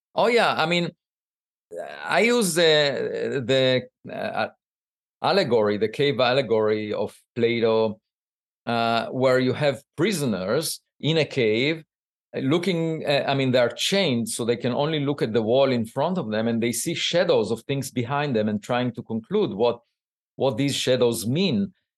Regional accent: Israel; moved away as an adult; now in United States; I grew up in Israel

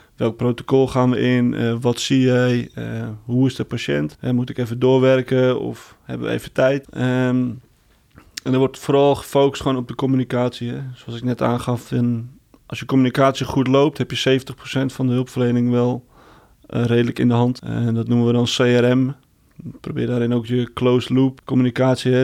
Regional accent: Heerhugowaard, North Holland, Netherlands; ik kom zelf uit Herengewaard

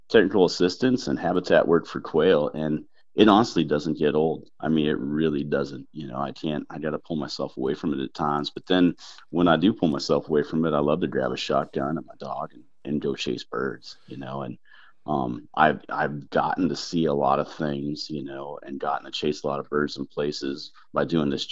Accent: Southern Illinois, United States; moved away as an adult; I was from Southern Illinois. I grew up shooting quail

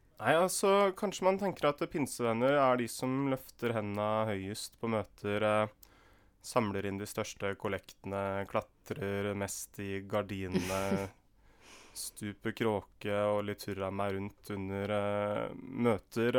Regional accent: Indre Østfold, Norway; moved away as an adult; also born or lived in Kristiansand; Der jeg vokste opp i Indre Østfold

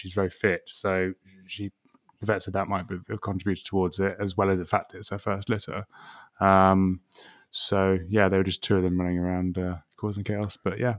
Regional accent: England, United Kingdom; But also, even in, you know, being very English here, even in boiling hot weather, it's still refreshing.

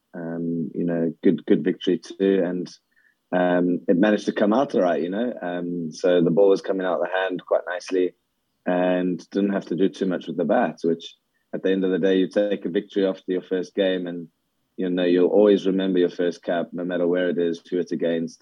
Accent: South Africa; now in Scotland, United Kingdom; growing up in South Africa

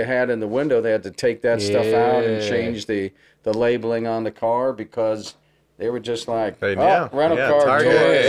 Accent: Los Angeles, California, United States; So I'm a real traditionalist for Hollywood. Yeah. They're just tearing down my hometown like crazy

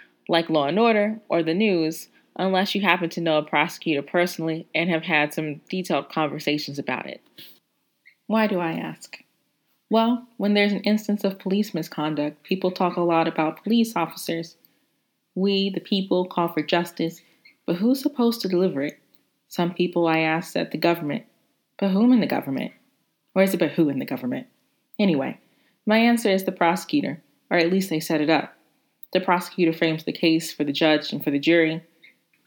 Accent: Hattiesburg, Mississippi, United States; moved away as an adult; also born or lived in Atlanta, Georgia / New York; I went to undergrad at the University of Southern Mississippi in my hometown, Hattiesburg, Mississippi

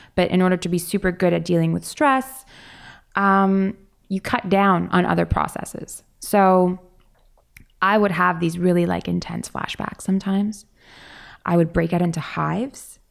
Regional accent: Toronto, Ontario, Canada; growing up in Toronto

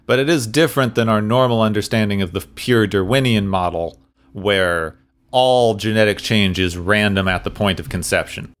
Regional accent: Arizona, United States; I grew up, I grew up in Arizona

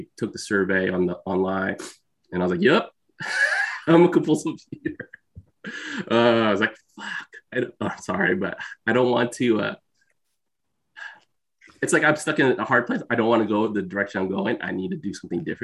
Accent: Bay Area, California, United States; I'm Filipino. I'm the son of immigrants. I'm from the Bay Area

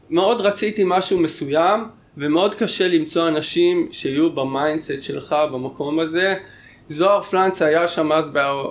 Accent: Tel Aviv, Tel Aviv District, Israel; also born or lived in Tel Baruch / Canary Islands; גדלתי אומנם ברמת אביב

